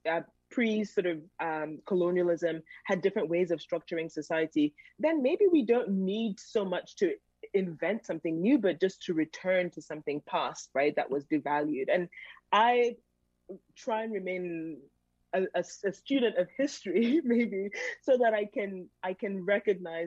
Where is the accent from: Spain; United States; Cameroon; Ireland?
Cameroon; I was born in Cameroon